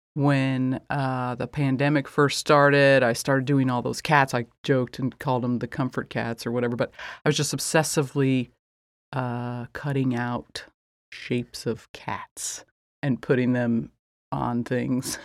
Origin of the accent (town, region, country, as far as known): rural Indiana, United States; born or raised there